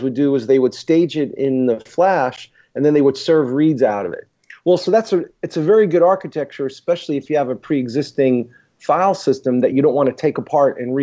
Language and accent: English; New York City, New York, United States; moved away as an adult; also born or lived in Boston, United States; now in Pittsburgh, United States; I born and raised in Brooklyn, went to school in Stuyvesant High School in Manhattan